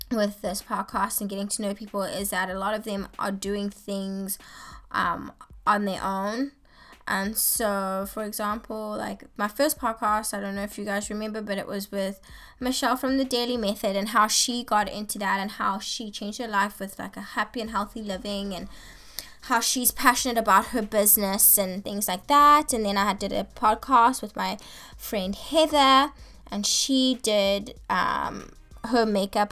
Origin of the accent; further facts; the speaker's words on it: Johannesburg, Gauteng, South Africa; now in Santa Barbara, United States; I'm originally from South Africa, Johannesburg, and I moved to America in 2012